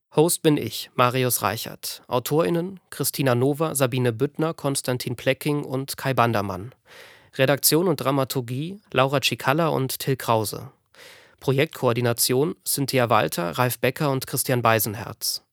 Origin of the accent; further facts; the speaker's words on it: Ahr Valley, Rhineland-Palatinate, Germany; Im Ahrtal, in meiner Heimat